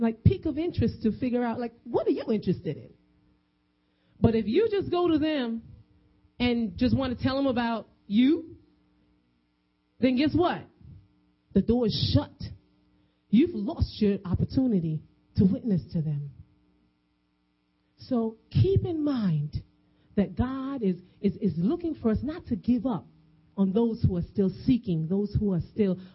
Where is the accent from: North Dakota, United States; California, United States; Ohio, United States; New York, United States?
New York, United States; I'm a Caucasian woman walking the streets and I'm from New York